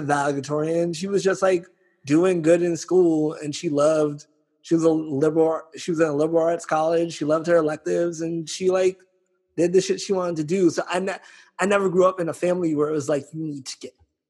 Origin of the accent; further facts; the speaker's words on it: New York City, New York, United States; I'm from the Bronx